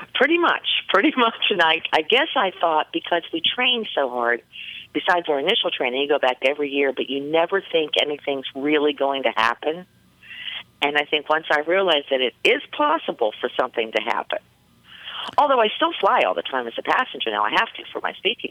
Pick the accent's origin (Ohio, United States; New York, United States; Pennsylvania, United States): Pennsylvania, United States; Pittsburgh; I'm from Pittsburgh, Pennsylvania